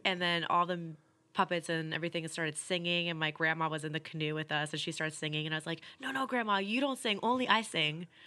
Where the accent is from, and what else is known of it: New Jersey, United States; born or raised there; moved away as an adult; also born or lived in Sierra Vista, Arizona; now in Queens, United States